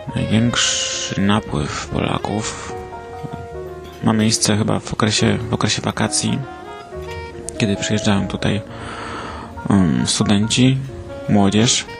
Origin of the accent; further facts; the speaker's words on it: Poland; moved away as an adult; also born or lived in England; now in United Kingdom; jestem e, z Polski, mm, ale teraz e, mieszkam w, UK, e, w Anglii